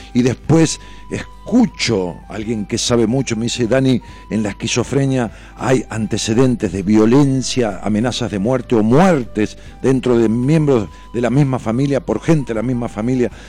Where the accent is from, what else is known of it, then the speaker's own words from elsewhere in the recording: Ramos Mejía, Buenos Aires Province, Argentina; yo nací en una ciudad que tiene trescientos mil habitantes y le digo mi pueblo, ¿no? En Ramón Mejía.